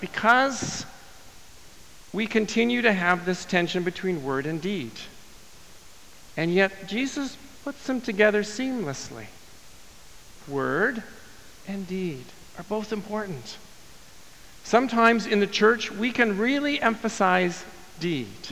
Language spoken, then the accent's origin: English; Winnipeg, Manitoba, Canada; my hometown of Winnipeg